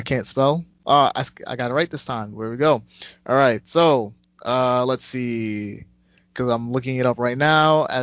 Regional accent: New York City, New York, United States; I'm from New York City

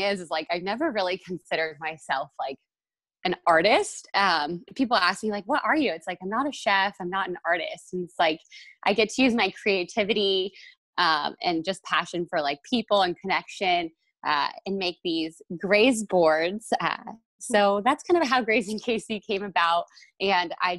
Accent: Northern California, United States; now in Kansas City, United States; I'm actually from Northern California

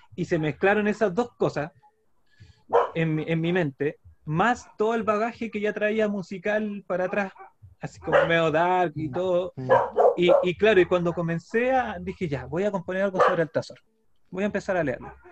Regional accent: Santiago, Santiago Metropolitan Region, Chile; now in San Antonio, Chile; nací, en, San Miguel, en La Victoria, la población de La Victoria

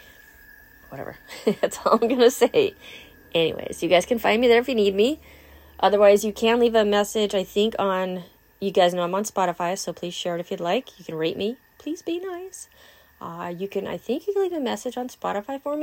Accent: California, United States; now in Wisconsin, United States; I'm from California

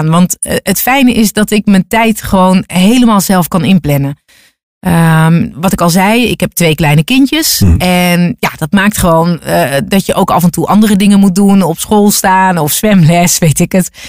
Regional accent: North Brabant, Netherlands; accent: Brabant; also born or lived in Hilversum; Want ik praatte niet plat, maar ik had wel degelijk een zachte G. Eh, af en toe een, wat Brabanders hebben is een dikke L of een rare I.

